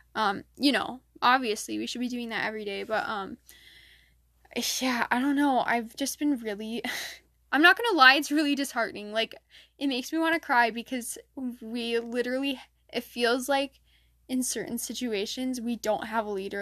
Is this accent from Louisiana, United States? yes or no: no; Michigan, United States; in my state, I'm from Michigan